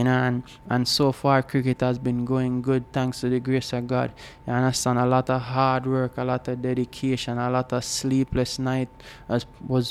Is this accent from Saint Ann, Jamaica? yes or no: no; Old Harbour, Saint Catherine, Jamaica; I am from Old Harbour, a small village called Bannister, where small entrepreneurship is the way to go